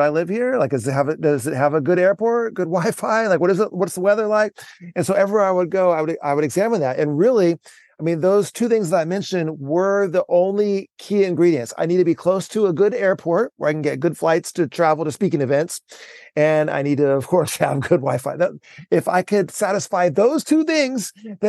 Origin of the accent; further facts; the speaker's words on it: San Diego, California, United States; moved away as an adult; now in Vancouver, United States; I moved from San Diego, California, where I lived the vast majority of my life, to Vancouver, Washington